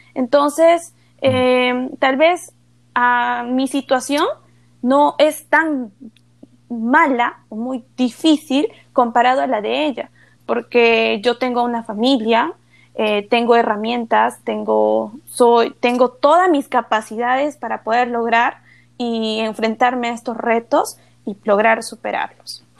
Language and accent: Spanish; Ayacucho, Peru; desde el segundo grado de primaria he obtenido becas en colegios privados en la región de Ayacucho